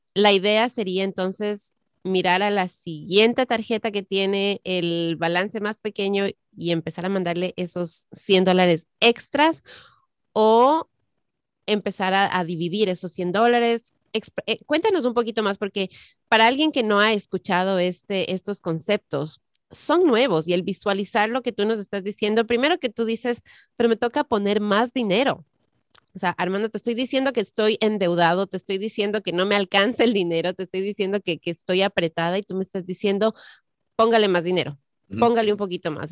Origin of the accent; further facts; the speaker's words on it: Ecuador; moved away; en mi país, el Ecuador